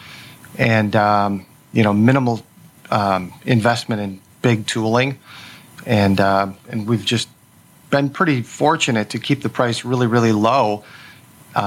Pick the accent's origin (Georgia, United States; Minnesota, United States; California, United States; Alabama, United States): Minnesota, United States; Albert Lea; Just south of Minneapolis in Albert Lee, Minnesota